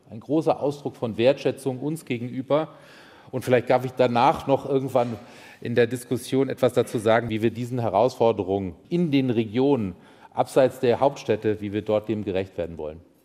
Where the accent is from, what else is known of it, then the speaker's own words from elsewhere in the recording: Rhineland, Germany; moved away; also born or lived in Nancy; als Rheinländer